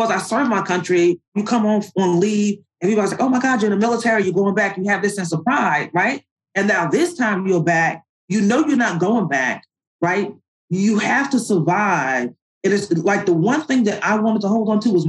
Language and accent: English; New York, United States; moved away as an adult; also born or lived in Annapolis, Maryland; I'm from New York